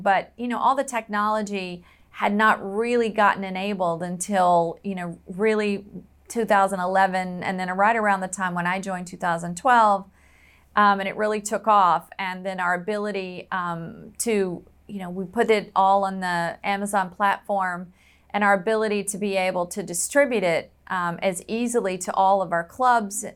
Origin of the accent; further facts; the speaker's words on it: the South, United States; I was raised in the South where football is pretty much a religion